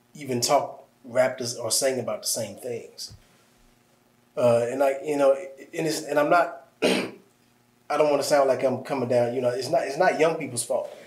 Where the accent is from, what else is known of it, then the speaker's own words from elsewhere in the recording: Midwest, United States; moved away; I'm from the Midwest